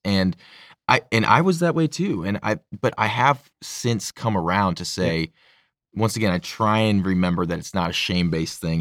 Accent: St. Louis, Missouri, United States; I'm from St. Louis

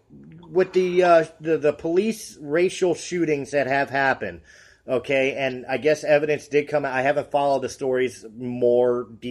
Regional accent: United States; also born or lived in Colorado; I am an American-born, German descent white male.

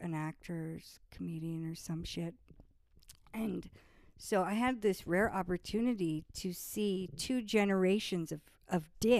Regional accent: San Clemente, California, United States; also born or lived in Irvine; I grew up in South Orange County, mostly. San Clemente, to be exact, but pretty much everywhere between San Clemente and Irvine.

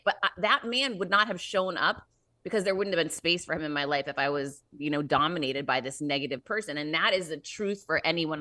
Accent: Worcester, Massachusetts, United States; I grew up in Worcester, Mass

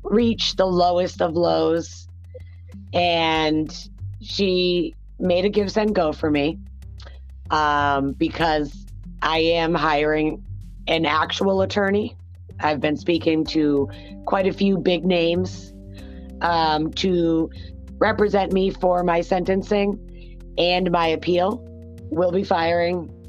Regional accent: New Hampshire, United States; my home state. New Hampshire

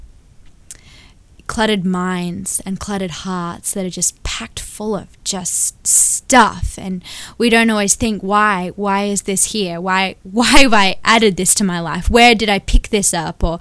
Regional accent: Sydney, New South Wales, Australia; now in Anderson, United States; we live in Anderson, South Carolina now, but I was born and raised in Sydney, Australia

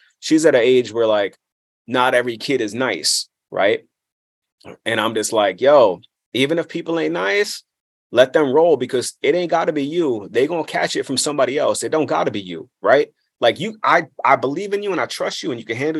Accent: New York City, New York, United States; also born or lived in Brooklyn; the way I came up was in, you know, kind of an interesting place of Queens, like that Ridgewood, Maspeth area. You know, I was born in Brooklyn. I grew up in this area

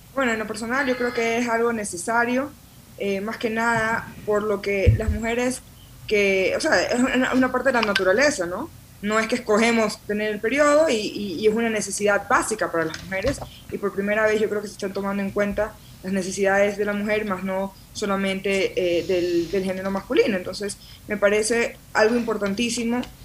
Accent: Guayaquil, Guayas, Ecuador; accent: súper guayaco; now in Quito, Ecuador; Guayaquil eh, eh, lo llevo en la sangre, soy guayaca 100%, de hecho aquí hasta se me ríen porque dicen que mi acento es eh, súper guayaco y orgullosa de donde vengo

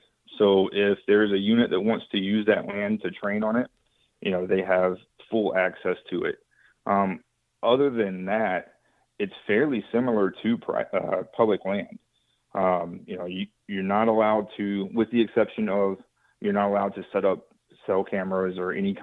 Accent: West Texas, United States; moved away as an adult; also born or lived in Oklahoma / Alaska / Hawaii; now in North Carolina, United States; where I grew up in West Texas

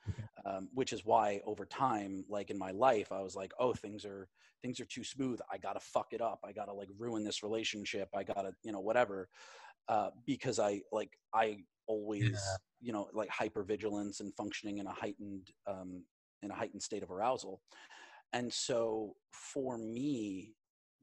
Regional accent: New York, United States; my home state, my home city of New York

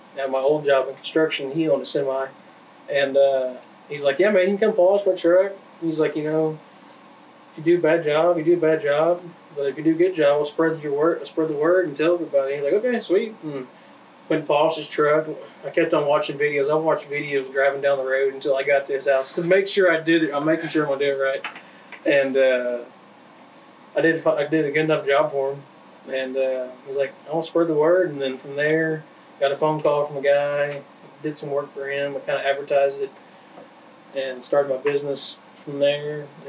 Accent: Arkansas, United States; also born or lived in Tennessee; we moved to where I live at now in that area, in around Tawnytown, Arkansas

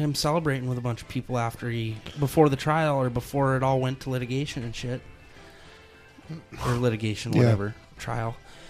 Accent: Midwest, United States; I'm from the Midwest.

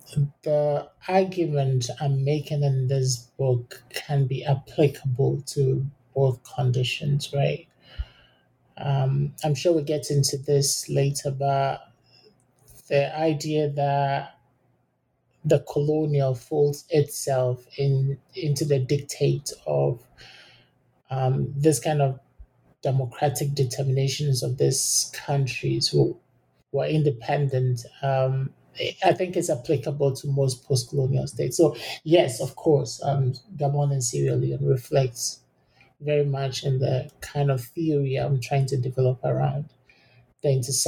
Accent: Ghana; And the fact that I grew up in Ghana, studied in Ghana, makes it even more important to look at this particular case

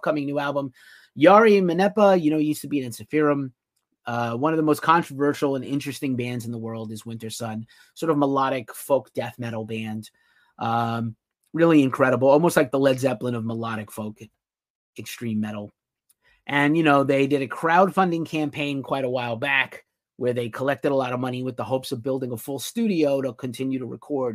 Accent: New York City, New York, United States; moved away; also born or lived in Brooklyn; I used to be a resident of Brooklyn. I'm from New York

